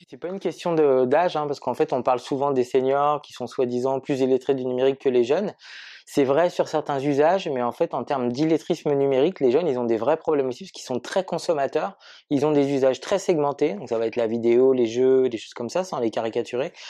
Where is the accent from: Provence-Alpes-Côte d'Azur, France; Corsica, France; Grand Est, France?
Provence-Alpes-Côte d'Azur, France; Marseille; je suis Marseillais